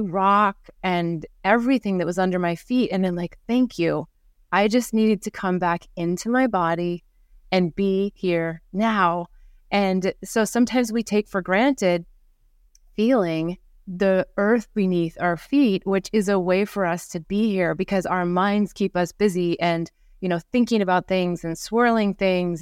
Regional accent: Midwest of America, United States; moved away; also born or lived in New York / Costa Rica / Singapore / India; growing up in the Midwest of America

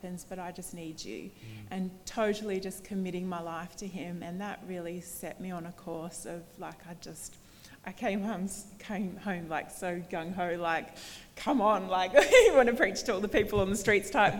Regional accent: Bendigo, Victoria, Australia; moved away; I grew up in Bendigo and Victoria, so not from New South Wales

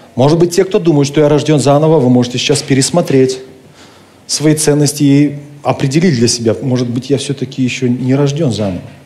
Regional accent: Kentau, Turkistan Region, Kazakhstan; Моя родина – это Казахстан. Это моя земля, это моя страна, я там родился, я люблю Казахстан. Хотя сам я русский, но казах... в России еще никогда не был, ни разу. Но Казахстан – это моя родина, это моя земля. Мой родной город – это Кентау

